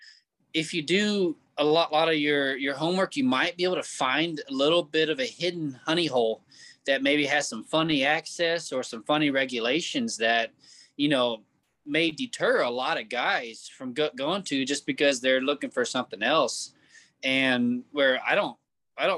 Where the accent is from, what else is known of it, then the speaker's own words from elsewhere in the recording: Kansas City, Missouri, United States; I'm from Kansas City, Missouri.